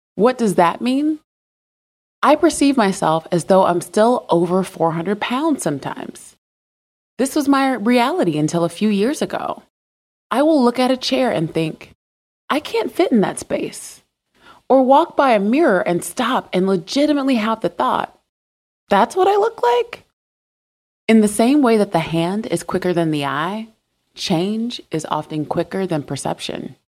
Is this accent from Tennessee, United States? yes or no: no; South Carolina, United States; I grew up in South Carolina